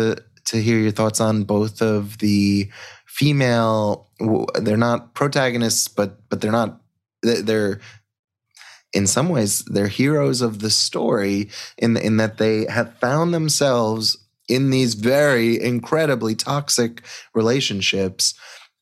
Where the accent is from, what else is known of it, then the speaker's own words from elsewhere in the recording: Long Island, New York, United States; I grew up on Long Island